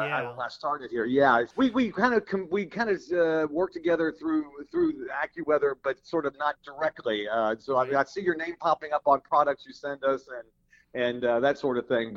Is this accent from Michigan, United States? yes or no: no; Louisville, Kentucky, United States; moved away; when I was a kid and I grew up in Louisville, Kentucky